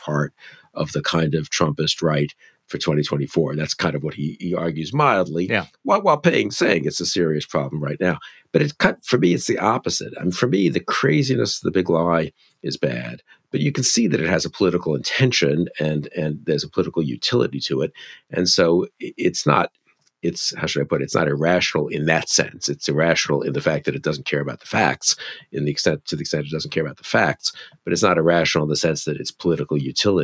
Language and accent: English; New York, United States; Being Jewish, growing up in New York, where there were many Holocaust survivors